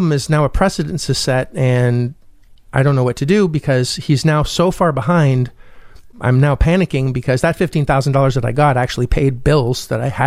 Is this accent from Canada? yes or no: yes; Canada; also born or lived in Orlando, Florida; I am Canadian